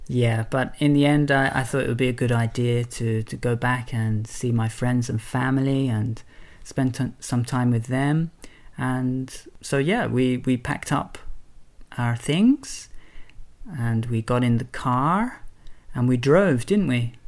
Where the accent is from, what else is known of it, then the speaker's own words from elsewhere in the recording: England, United Kingdom; I'm English and my family and friends are all in England